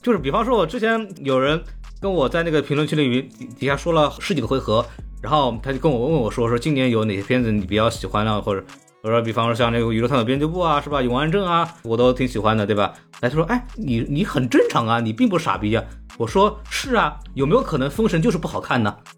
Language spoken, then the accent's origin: Chinese; China; 我们中国人